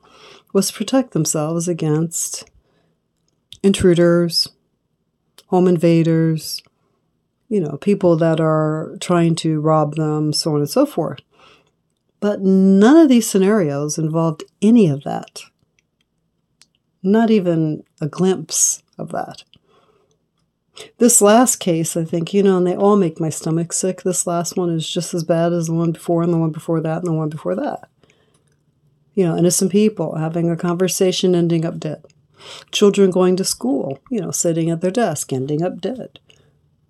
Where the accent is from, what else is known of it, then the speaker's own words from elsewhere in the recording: Los Angeles, California, United States; I'm from Los Angeles, not too far from Compton